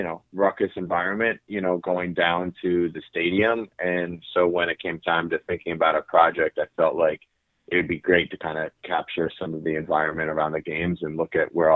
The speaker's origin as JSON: {"language": "English", "region": "Pennsylvania", "country": "United States", "tie": "born or raised there", "said": "I grew up outside Philly, but around with my family, both my parents are big Philly sports fans."}